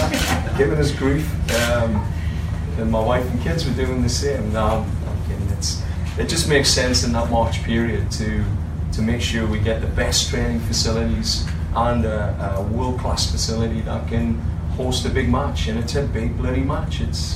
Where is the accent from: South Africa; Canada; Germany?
Canada; British Columbia; So, you know, it's a great place. And it's my hometown.